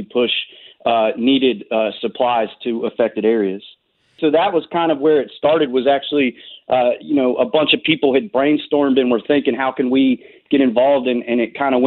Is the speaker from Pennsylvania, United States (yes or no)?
no; North Carolina, United States; I grew up in North Carolina. I spent my life here for the most part